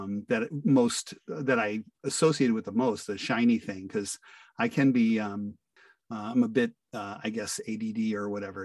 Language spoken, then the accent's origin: English; Fairport, New York, United States; I'm from Fairport, New York, USA